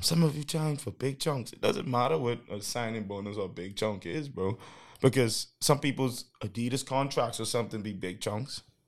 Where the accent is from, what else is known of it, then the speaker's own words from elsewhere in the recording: Bahamas; I'm from the Bahamas